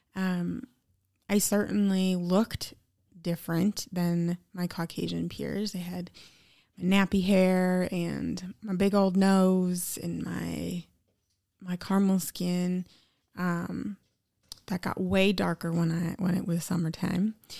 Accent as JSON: {"language": "English", "town": "Eau Claire", "region": "Wisconsin", "country": "United States", "tie": "born or raised there", "said": "I grew up in Eau Claire, Wisconsin"}